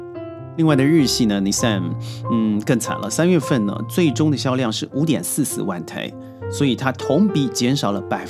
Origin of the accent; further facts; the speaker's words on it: China; 很多我们内地人为什么要考虑日本车？